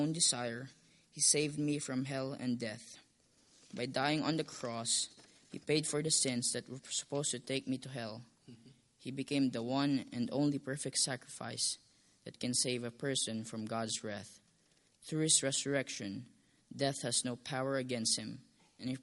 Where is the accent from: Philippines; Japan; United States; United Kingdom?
Philippines; English is a second language; moved away; born in Philippines in a Catholic home